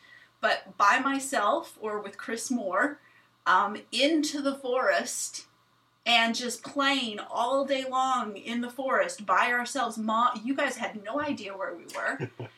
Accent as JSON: {"language": "English", "country": "Kenya", "tie": "born or raised there", "said": "I think a lot of my favorite things about growing up at RVA, but also just growing up in Kenya, was the freedom I had."}